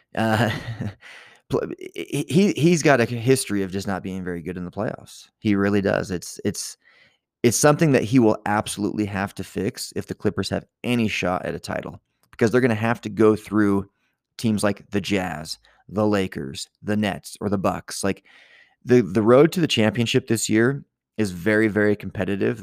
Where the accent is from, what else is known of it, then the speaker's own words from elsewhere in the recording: Virginia, United States; now in Utah, United States; I am not originally from here. I grew up in Virginia.